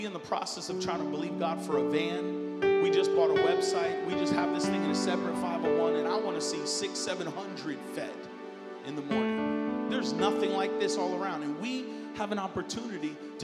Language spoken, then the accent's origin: English; United States; I come from America